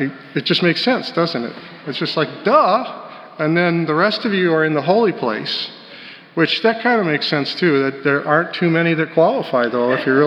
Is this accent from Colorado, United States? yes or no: yes; Colorado, United States; Growing up in Colorado